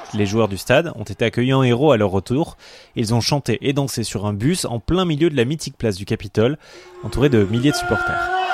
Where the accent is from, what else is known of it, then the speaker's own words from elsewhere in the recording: Toulouse, Occitania, France; Je suis né à Toulouse. Je suis donc une chocolatine pure souche.